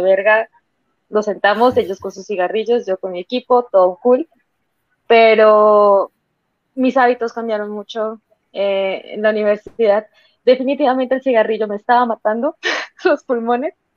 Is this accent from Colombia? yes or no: yes; Santander, Colombia; el concepto que se tenía acá en Colombia y sobre todo en Santander, que es de donde yo soy